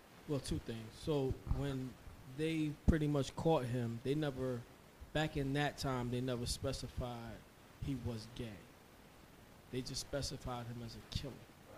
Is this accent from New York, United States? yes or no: yes; New York, United States; I'm from New York